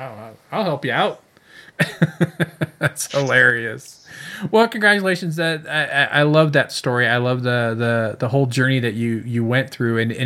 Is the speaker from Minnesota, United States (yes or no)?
no; Fresno, California, United States; also born or lived in Chicago; I grew up in Fresno